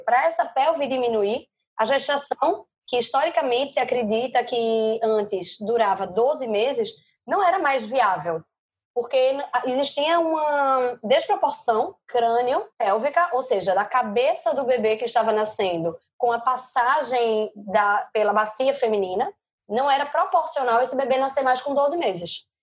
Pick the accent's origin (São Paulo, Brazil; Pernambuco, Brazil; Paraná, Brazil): Pernambuco, Brazil; Recife; moved away as an adult; now in Madrid, Spain; Eu sou recifense, mas moro em Madrid há três anos